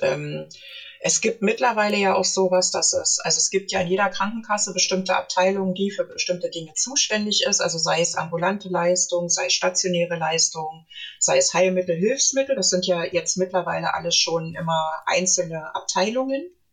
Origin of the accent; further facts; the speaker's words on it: Berlin, Germany; Ich komme, stamme ursprünglich aus Berlin